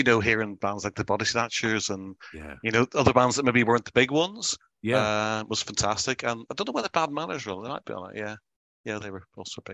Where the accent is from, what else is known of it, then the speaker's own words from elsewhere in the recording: Belfast, Northern Ireland, United Kingdom; We grew up in Belfast.